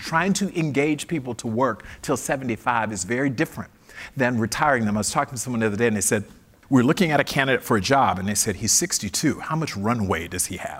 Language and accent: English; Fort Lauderdale, Florida, United States; I was raised in Fort Lauderdale